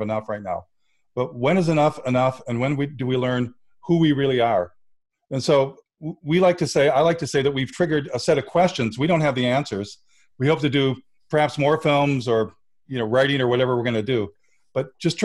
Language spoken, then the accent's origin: English; Flint, Michigan, United States; I'm from Flint, Michigan